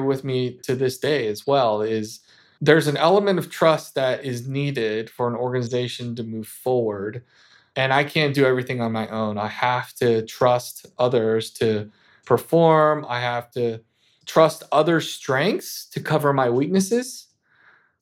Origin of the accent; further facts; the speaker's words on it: Los Angeles, California, United States; I grew up in Los Angeles, obviously Southern California